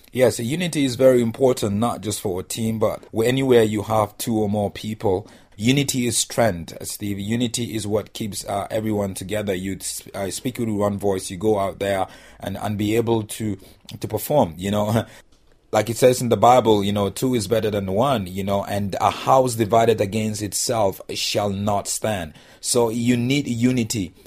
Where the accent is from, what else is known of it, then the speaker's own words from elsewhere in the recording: Nigeria; I'm Nigerian